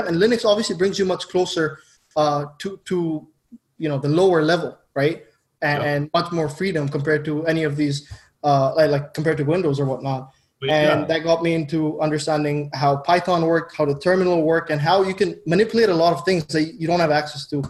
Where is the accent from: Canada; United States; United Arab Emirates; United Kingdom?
United Arab Emirates; Dubai; moved away; I grew up in Dubai